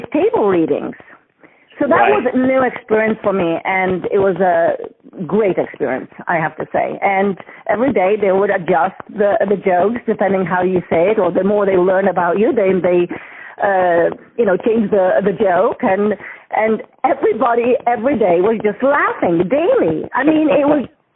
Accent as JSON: {"language": "English", "town": "Gdańsk", "region": "Pomeranian Voivodeship", "country": "Poland", "tie": "born or raised there", "second_language": "English", "moved": "as an adult", "lives_now": "United States", "said": "I was born in Gdańsk."}